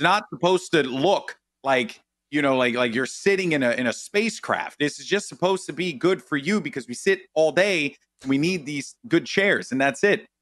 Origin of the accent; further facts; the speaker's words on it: New York City, New York, United States; I'm Puerto Rican, I'm from the Bronx